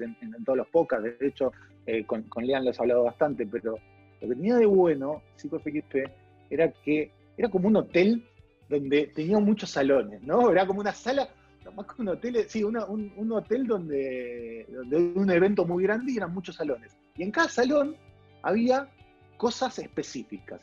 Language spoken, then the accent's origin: Spanish; Avellaneda, Buenos Aires Province, Argentina; yo soy de Avellaneda